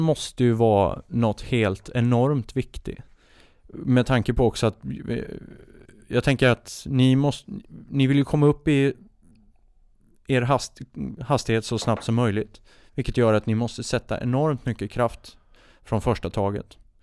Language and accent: Swedish; Oskarshamn, Kalmar County, Sweden; på båtklubben hemma där jag är uppvuxen i Oskarshamn